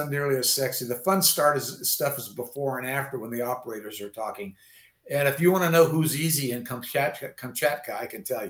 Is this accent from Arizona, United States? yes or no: no; Bay Area, California, United States; moved away as an adult; now in Utah, United States; I grew up in California in the Bay Area in the 60s.